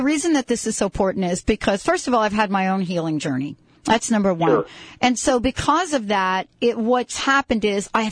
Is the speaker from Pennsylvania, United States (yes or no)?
no; New York, United States; I am that girl from New York